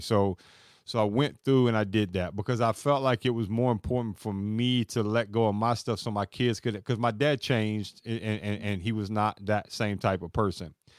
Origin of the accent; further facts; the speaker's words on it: Kentucky, United States; I'm born and raised in Kentucky